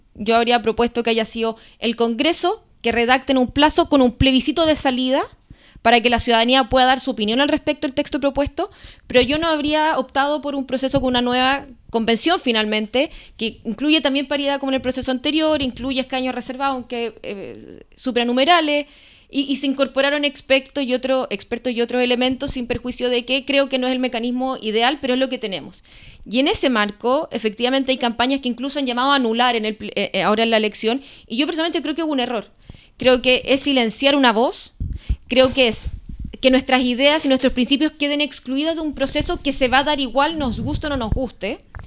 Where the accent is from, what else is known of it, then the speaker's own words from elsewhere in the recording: Osorno, Los Lagos, Chile; moved away as an adult; also born or lived in Santiago; Osornina de Tomo y Lomo de toda la vida. Nací, crecí en, en Osorno.